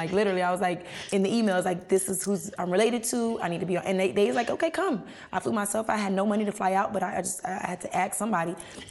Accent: Miami, Florida, United States; I'm from Miami. So, you know, we got a locatata, corrata, barrocha. You know, so I'm picking from different areas.

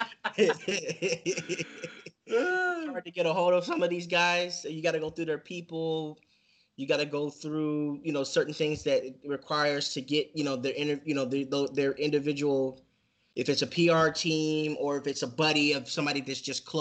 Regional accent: Seattle, Washington, United States; I'm actually from Seattle.

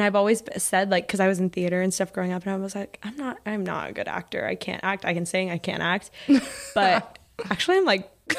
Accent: Texas, United States; I grew up in Texas

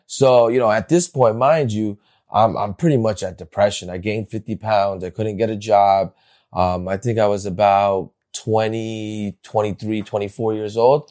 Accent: Bergen County, New Jersey, United States; I grew up in New Jersey. I went uh, in Bergen County, right here

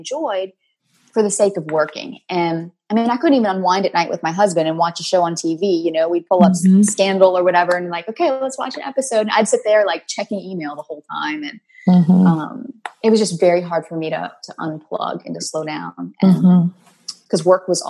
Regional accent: New Orleans, Louisiana, United States; I'm from New Orleans, down here in the hot, sticky South.

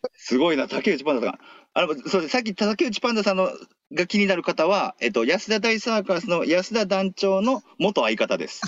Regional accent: Kansai, Japan; 関西だと、爆笑ブーイングっていう番組があって

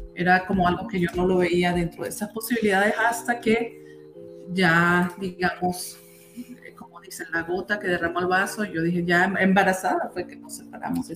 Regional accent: Táriba, Táchira, Venezuela; moved away as an adult; now in Utah, United States; Yo soy de, de un pueblito que se llama Tariba, los Andes venezolanos, del Táchira

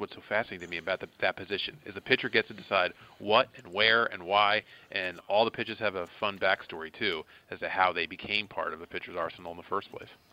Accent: outside Philadelphia, Pennsylvania, United States; I grew up outside Philadelphia

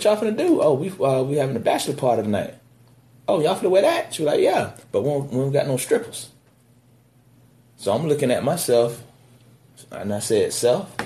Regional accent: South Florida, United States; I'm from South Florida

